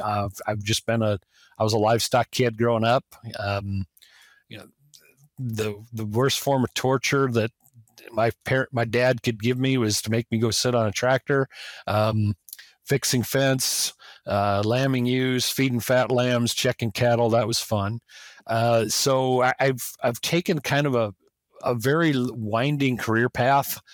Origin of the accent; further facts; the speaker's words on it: South Dakota, United States; growing up in South Dakota